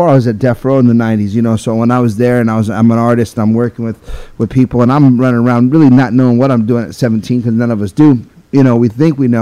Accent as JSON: {"language": "English", "region": "California", "country": "United States", "said": "I'm from California"}